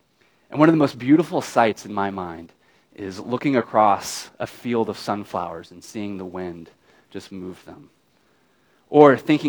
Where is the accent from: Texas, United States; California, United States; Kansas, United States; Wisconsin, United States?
Kansas, United States; I grew up in Kansas